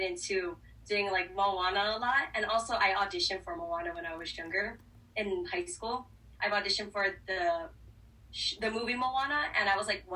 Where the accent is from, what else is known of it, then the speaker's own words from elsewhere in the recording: Hawaii, United States; Growing up in Hawaii, I actually, in school, I used to do Disney character lookalikes